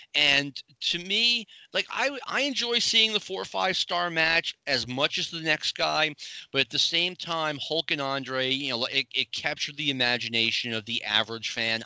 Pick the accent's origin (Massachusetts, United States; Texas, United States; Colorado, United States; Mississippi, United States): Massachusetts, United States; Boston; I grew up in the around the Boston area